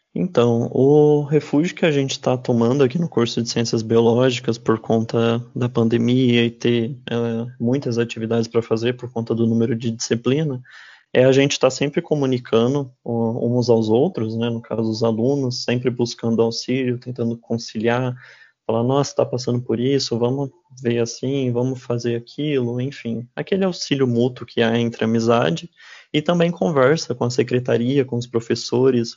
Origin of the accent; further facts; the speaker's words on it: interior of São Paulo, Brazil; moved away as an adult; now in Dourados, Brazil; eu mesmo não sou aqui de Dourados, eu sou do interior de São Paulo